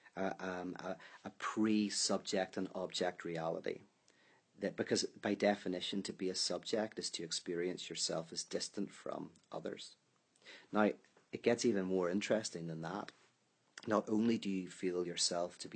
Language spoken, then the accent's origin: English; Ireland